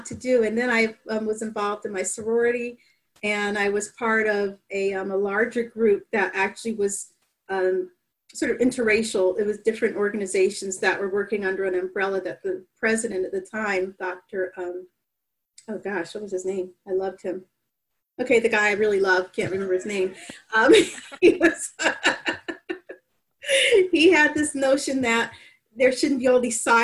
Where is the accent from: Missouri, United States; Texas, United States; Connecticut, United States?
Connecticut, United States; New Haven; also born or lived in University of Maryland; New Haven, Connecticut, down the street. Or Westville, next door to West Rock